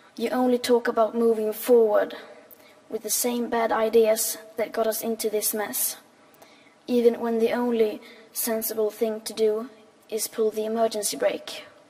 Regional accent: Sweden; I am 15 years old and I'm from Sweden

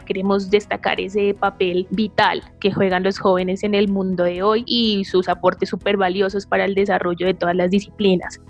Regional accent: Pasto, Nariño, Colombia; now in Bogotá, Colombia; Nací en la ciudad de Pasto, Nariño. Vivo en Bogotá hace aproximadamente 10 años.

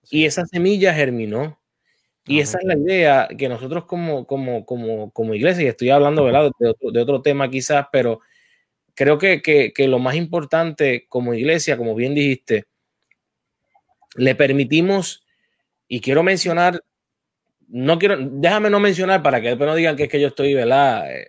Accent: Puerto Rico; yo estuve en el Departamento de la Familia en Puerto Rico.

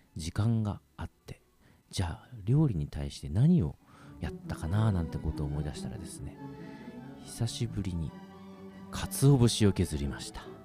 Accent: Kagoshima, Japan; 僕鹿児島市あ、鹿児島市の出身なんですけれども

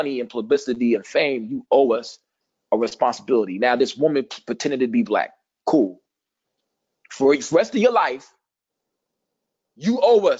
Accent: Missouri, United States; I ain't from Kansas, but I'm from Missouri.

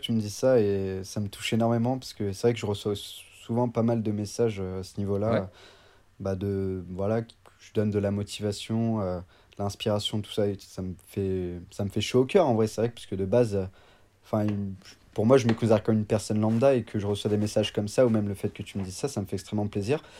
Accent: Annecy, Auvergne-Rhône-Alpes, France; Je viens d'Annecy, donc euh, je suis né à Annecy et j'ai toujours habité euh, aux alentours d'Annecy.

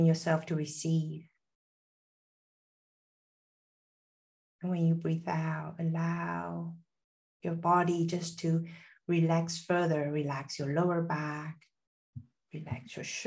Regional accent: Taiwan; moved away; also born or lived in Silicon Valley; I'm originally from Taiwan. I was born into like a mixture of Taiwanese, Chinese

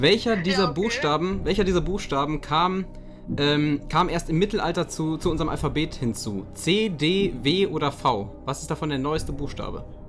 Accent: Cochem, Rhineland-Palatinate, Germany; ich komme aus Kochen, das wird mit C am Anfang geschrieben

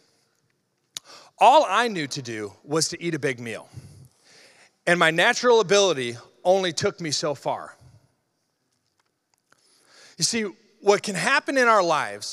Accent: Iowa, United States; I grew up in Iowa

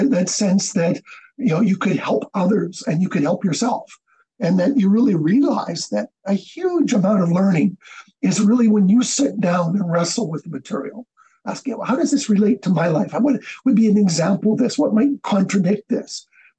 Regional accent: Canada; also born or lived in Tanzania / Vancouver; I was born and raised in Canada

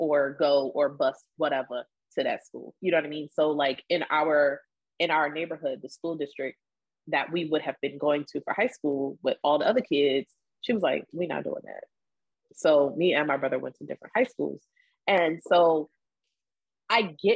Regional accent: Delaware, United States; I grew up in Delaware.

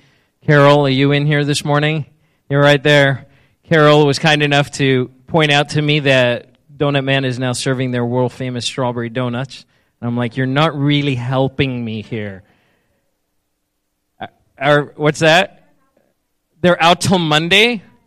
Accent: South Africa; I've mentioned I'm originally from South Africa, and so I used to say strawberry, but I've since lost the accent a little bit.

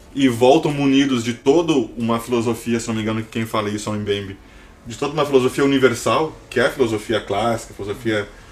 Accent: Brazil; somos brasileiros

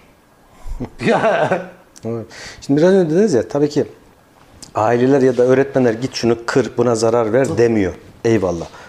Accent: Kayseri Province, Turkey; Şahsım adına bir Kayserili olarak, Kayseri'nin yerlisi olarak

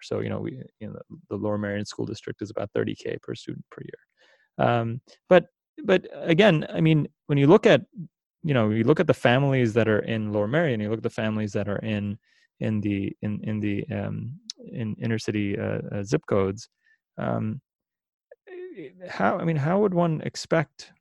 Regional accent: India; now in Philadelphia, United States; I come from India

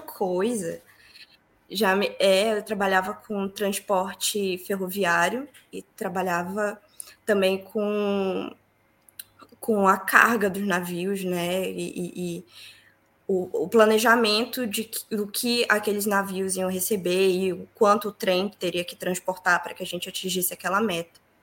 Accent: Santarém, Pará, Brazil; moved away as an adult; now in Ireland; eu sou de Santarém, sou paraense com muito orgulho

